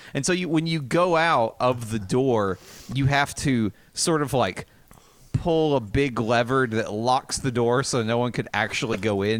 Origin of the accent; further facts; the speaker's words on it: the South, United States; accent: southern; my southern accent